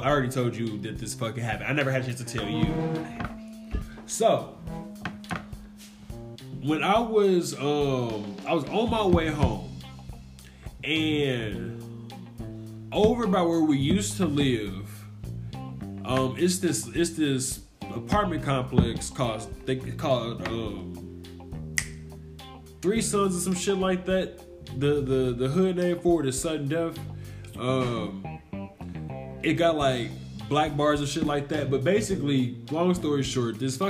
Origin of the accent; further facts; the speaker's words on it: Gary, Indiana, United States; now in Indianapolis, United States; I'm from Gary, Indiana. 219, my nigga. We're by Lake Michigan